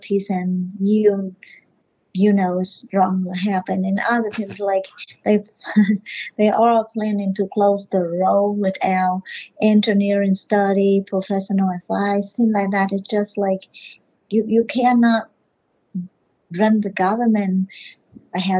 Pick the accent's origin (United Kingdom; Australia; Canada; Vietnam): Vietnam; English is a second language; moved away as an adult; now in Morrow, United States; I was born in Vietnam and I immigrated to this country when I was 30 years old